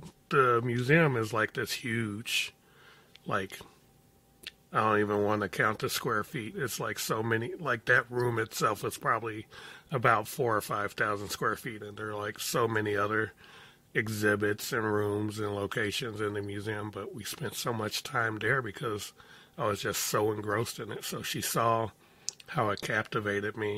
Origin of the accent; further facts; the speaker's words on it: Chicago, Illinois, United States; I grew up in Chicago. My coming of age years, my teen years, were in the middle of the Chicago drug wars